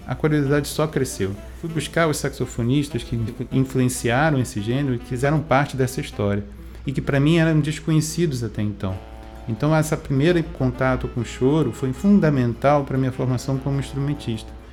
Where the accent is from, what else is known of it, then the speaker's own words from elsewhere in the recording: Rio de Janeiro, Brazil; moved away as an adult; now in Pelotas, Brazil; Sou carioca, nascido no Rio de Janeiro